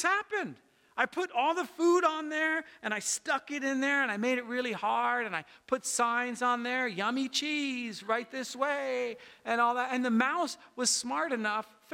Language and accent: English; United States; I'm an American and I love America